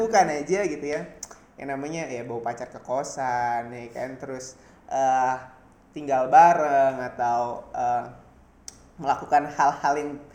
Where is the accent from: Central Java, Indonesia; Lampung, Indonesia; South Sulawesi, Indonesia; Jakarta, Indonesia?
Jakarta, Indonesia; moved away as an adult; now in Jatinangor, Indonesia; gua anak Jakarta